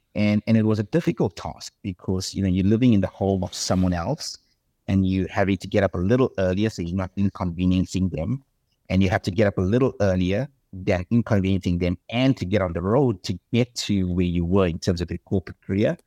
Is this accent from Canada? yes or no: no; South Africa; accent: South African; moved away as an adult; also born or lived in Australia; now in United States; I'm South African, not American.